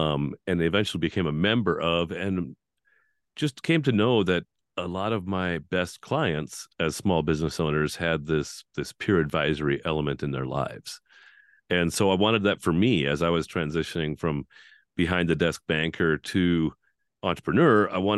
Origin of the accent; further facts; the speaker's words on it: North Dakota, United States; I was born and raised in Central North Dakota, graduated with a class of five